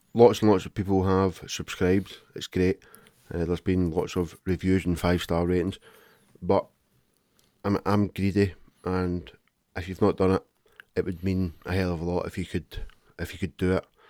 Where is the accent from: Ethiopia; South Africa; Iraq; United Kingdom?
United Kingdom; Glasgow, Scotland; I'm from Glasgow and I'm a man